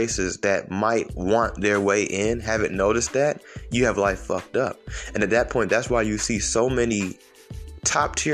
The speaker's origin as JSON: {"language": "English", "town": "Atlanta", "region": "Georgia", "country": "United States", "said": "I'm from Atlanta"}